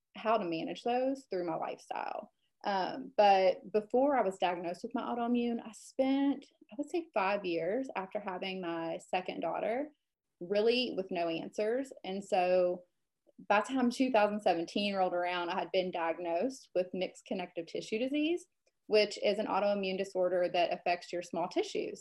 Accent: Western Kentucky, United States; also born or lived in Lexington, Kentucky / Charleston, South Carolina / Atlanta, Georgia; I am born and raised here. I moved away for, oh gosh, probably 10 to 11 years

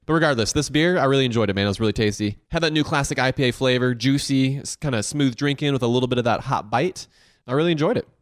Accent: the South, United States; I grew up here in the South

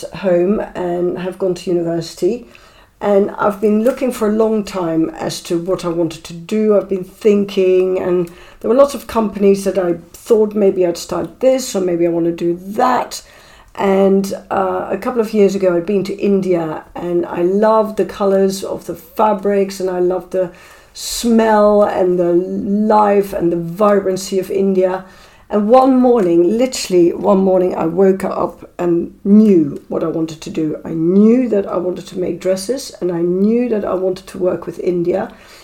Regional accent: Netherlands; moved away as an adult; now in London, United Kingdom; I was born in Holland and I lived in Holland until I was 27

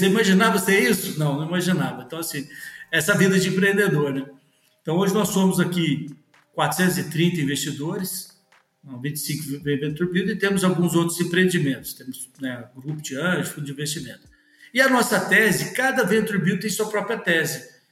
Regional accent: Minas Gerais, Brazil; eu sou mineiro

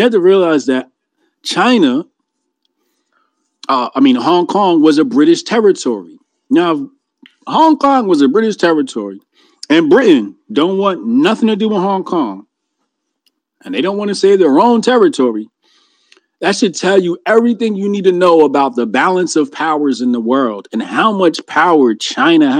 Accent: Jamaica; I'm Jamaican

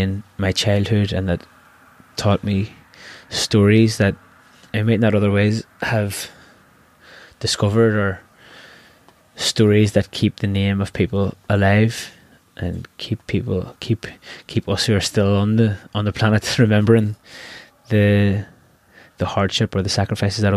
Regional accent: Belfast, Northern Ireland, United Kingdom; moved away as an adult; also born or lived in Limerick; I'm from Belfast, and I value the people that that I grew up

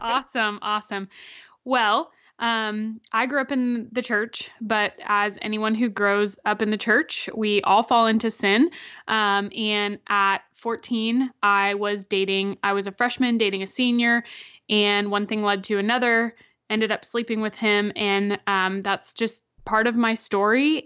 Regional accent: Florida, United States; I'm from Florida

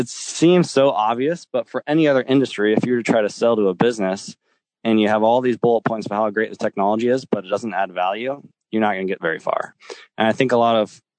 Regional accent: Lincoln, Nebraska, United States; I'm from Lincoln, Nebraska, which by any means isn't a big city

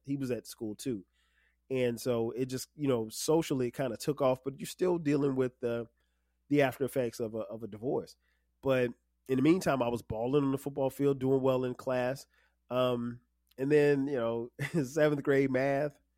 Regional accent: Florence, South Carolina, United States; moved away as an adult; also born or lived in Newark, New Jersey / Orangeburg, South Carolina; I was born in Newark, New Jersey. Um, I'm from South Carolina, but I was born in New Jersey

